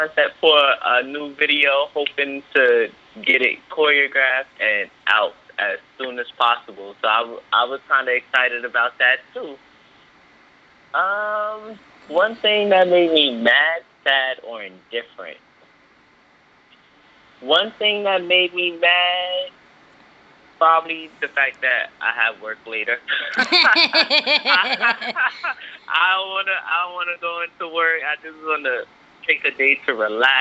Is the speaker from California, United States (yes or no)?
no; New York City, New York, United States; accent: southern twang; I was born and raised in New York